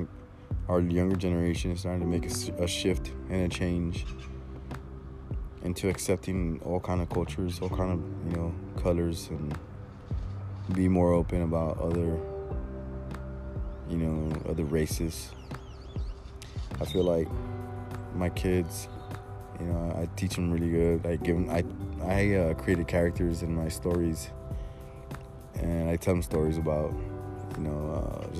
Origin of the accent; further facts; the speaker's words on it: Laredo, Texas, United States; And we're from Laredo, Texas. We're in a small ass town here in Texas, you know, next to the border, next to Mexico.